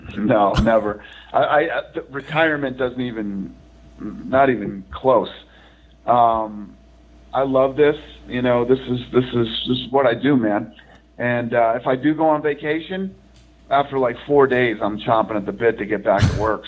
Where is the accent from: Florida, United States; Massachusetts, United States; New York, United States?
Massachusetts, United States; Boston; moved away; I grew up back in Boston when I was younger